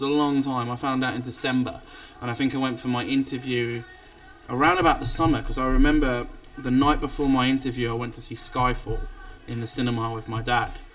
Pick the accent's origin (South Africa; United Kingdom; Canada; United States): United Kingdom; England; the only English guy on the cruise